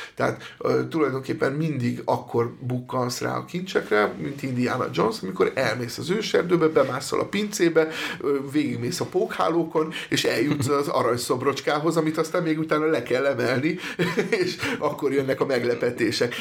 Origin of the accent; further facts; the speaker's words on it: Eger, Heves, Hungary; én egy egri srác vagyok